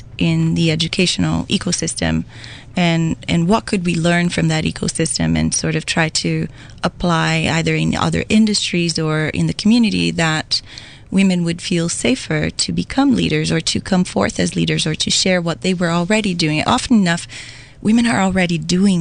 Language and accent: English; Brazil; moved away as an adult; now in Waterloo Region, Canada; I am also an immigrant. I come from Brazil. I came to Canada about 17 years ago